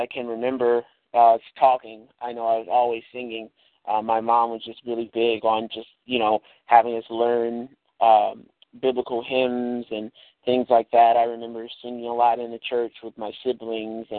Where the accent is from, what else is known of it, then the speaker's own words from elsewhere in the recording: Chicago, Illinois, United States; I'm from Chicago